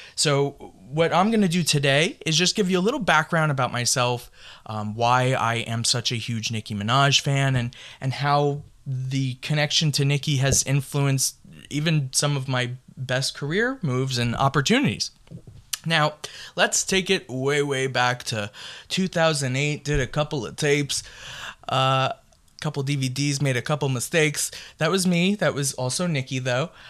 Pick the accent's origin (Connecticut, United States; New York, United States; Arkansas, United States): New York, United States; I am from New York